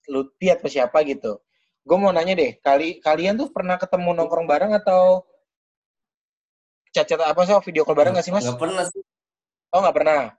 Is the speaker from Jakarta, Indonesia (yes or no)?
no; Kendari, Southeast Sulawesi, Indonesia; born there; Eh, kebetulan saya lahir di Kendari. Oh, besar berarti lahir di Kendari. Nah, tapi saya sebenarnya dari pulau lain dekat Kendari juga.